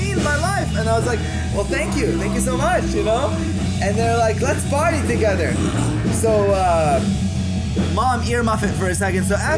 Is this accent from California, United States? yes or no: no; Boulder, Colorado, United States